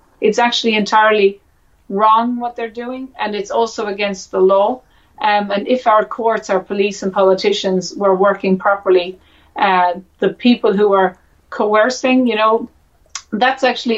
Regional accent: Ireland; me as an Irish woman

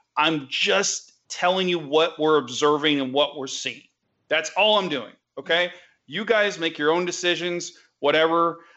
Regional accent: the South, United States; accent: southern; my southern accent

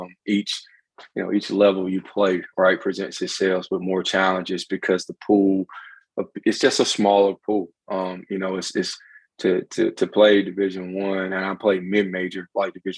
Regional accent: Tarboro, North Carolina, United States; now in Charlotte, United States; So currently reside here in Charlotte, but I'm from Eastern North Carolina, small town called Tallboro.

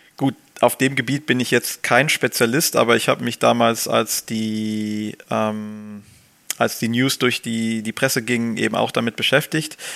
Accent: Germany; als Deutsche

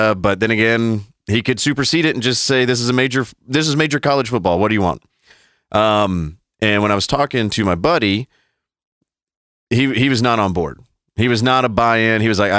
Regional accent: the South, United States; accent: Southern; They don't know what part of the South, they just know I'm from the South.

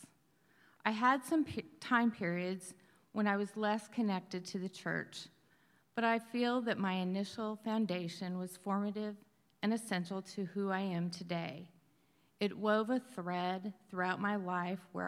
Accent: Wyoming, United States; I grew up in Wyoming, the oldest of 4 children in a strong, faithful Christian home.

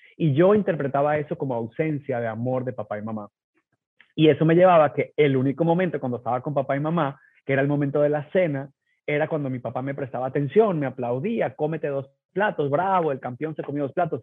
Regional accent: Venezuela; moved away as an adult; now in United States; yo nací en Venezuela

